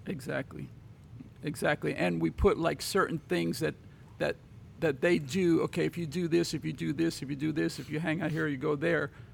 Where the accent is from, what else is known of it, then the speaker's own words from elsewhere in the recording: New York City, New York, United States; I grew up in Brooklyn